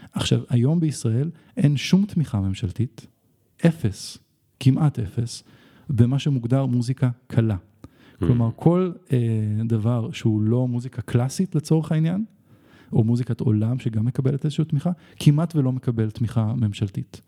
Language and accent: Hebrew; Israel; אבל אני כן ישראלי